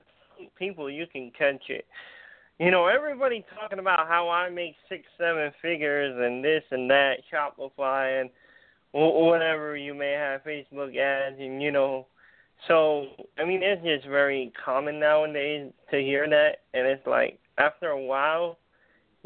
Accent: California, United States; I'm from California

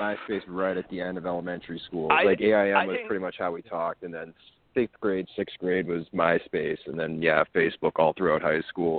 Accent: New Hampshire, United States; growing up in New Hampshire.

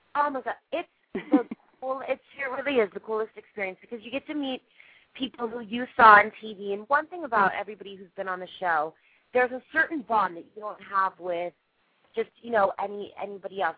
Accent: Las Vegas, Nevada, United States; I'm from Vegas originally, and so um, I grew up, you know, not on the strip

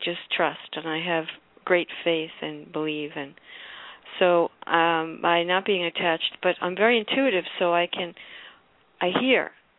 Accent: New York City, New York, United States; born or raised there

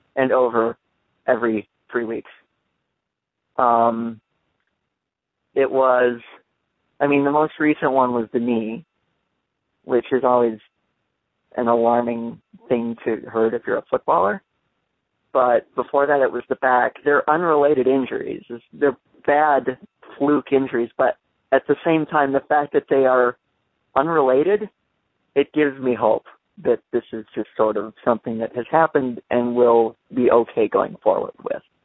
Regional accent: Detroit, Michigan, United States; I'm from Detroit, Michigan. I have I'm I have English heritage

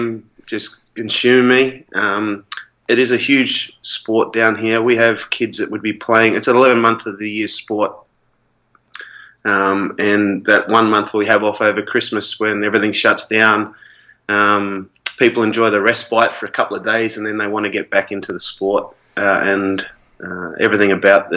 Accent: Melbourne, Victoria, Australia; I'm from Melbourne, Australia

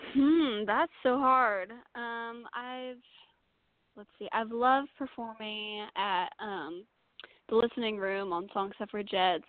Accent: Utah, United States; moved away as an adult; now in Nashville, United States; I'm originally from Utah.

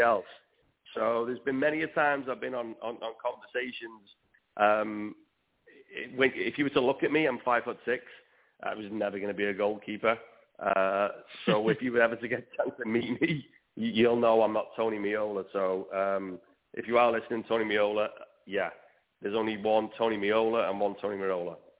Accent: Wales, United Kingdom; I'm definitely Welsh

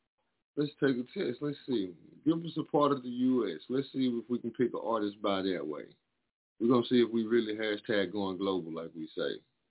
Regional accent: the South, United States; I'm from the South

